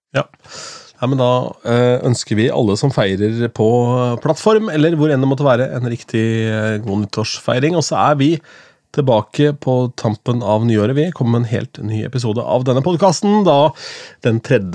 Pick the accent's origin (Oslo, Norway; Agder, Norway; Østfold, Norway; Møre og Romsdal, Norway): Østfold, Norway; Askim; fra Askim